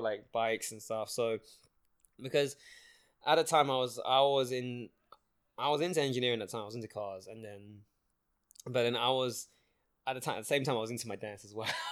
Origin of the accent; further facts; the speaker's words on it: London, United Kingdom; accent: London accent; also born or lived in Singapore; now in Toronto, Canada; I grew up in London for at least like 10, 10 to 12 years now.